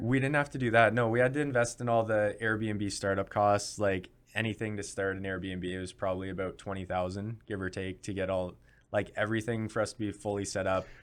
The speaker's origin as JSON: {"language": "English", "country": "Canada", "said": "as a Canadian"}